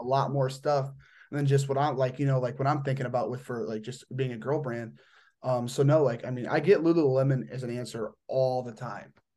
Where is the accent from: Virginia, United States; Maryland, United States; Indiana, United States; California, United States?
Indiana, United States; towards Michigan, northeast; I'm from, like, the two six oh area, but I'm more like, you know, like, up north, like, towards Michigan.